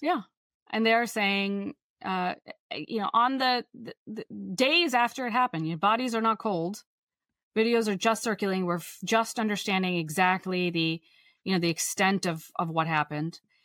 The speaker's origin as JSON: {"language": "English", "country": "Pakistan", "said": "I'm from Pakistan"}